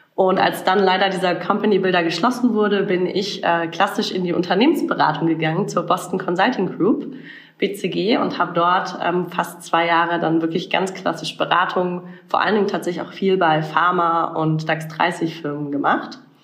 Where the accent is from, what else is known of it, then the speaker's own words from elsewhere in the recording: Karlsruhe, Baden-Württemberg, Germany; moved away as an adult; also born or lived in Mannheim / Berlin; ich bin tatsächlich in Karlsruhe aufgewachsen, in schönen Süddeutschland